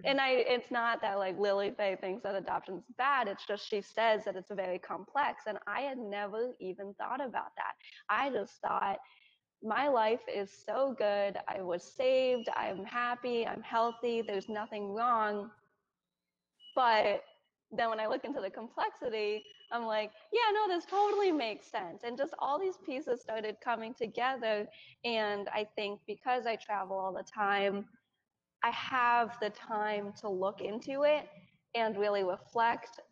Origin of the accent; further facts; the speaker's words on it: Bedford, New York, United States; moved away as an adult; also born or lived in Ganzhou, Jiangxi, China / Colorado; now in South Carolina, United States; I grew up in Bedford, New York, which is a suburb out of New York City, and it was it was everything I knew